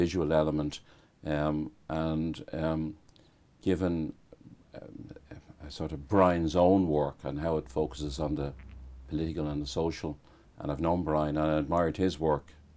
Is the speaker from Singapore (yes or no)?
no; Dublin, Leinster, Ireland; I grew up in Dublin.